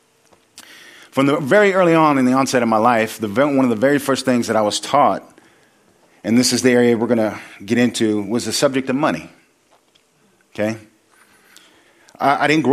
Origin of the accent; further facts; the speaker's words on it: Sacramento, California, United States; I come from Sacramento. I was living in the projects